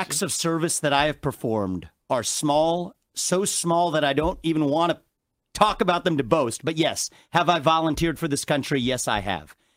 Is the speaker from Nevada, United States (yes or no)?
no; Cincinnati, Ohio, United States; I was born in Cincinnati, Ohio